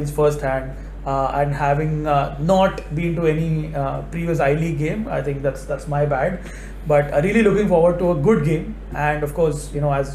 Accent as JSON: {"language": "English", "town": "Thrissur", "region": "Kerala", "country": "India", "tie": "born or raised there", "said": "Thrissur, my hometown"}